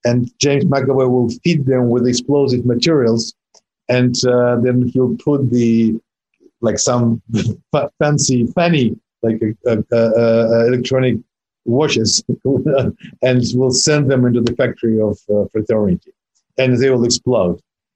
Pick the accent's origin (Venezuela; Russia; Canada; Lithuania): Russia; English is a second language; moved away as an adult; I grew up in Soviet Union, quite young